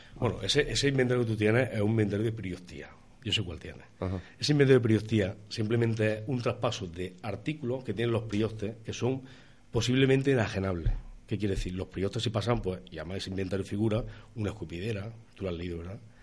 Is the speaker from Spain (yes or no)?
yes; Andújar, Andalusia, Spain